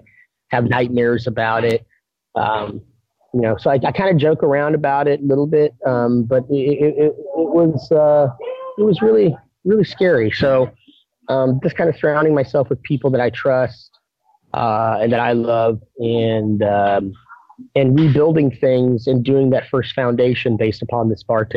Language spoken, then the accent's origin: English; Texas, United States; I grew up in Texas, and specifically this place that I'm taking over